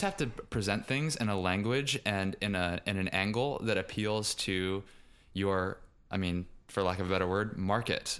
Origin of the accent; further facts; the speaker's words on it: Richmond, Virginia, United States; moved away; I grew up in Richmond, Virginia, which is not too far geographically south, but culturally speaking, still very much American South.